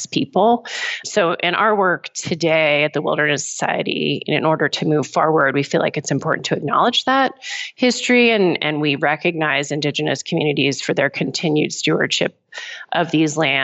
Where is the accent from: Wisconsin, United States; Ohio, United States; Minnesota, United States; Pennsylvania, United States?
Pennsylvania, United States; my home state of Pennsylvania